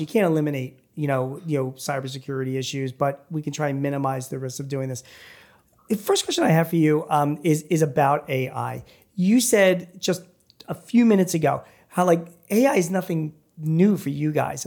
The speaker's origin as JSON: {"language": "English", "town": "Philadelphia", "region": "Pennsylvania", "country": "United States", "said": "I'm from Philly"}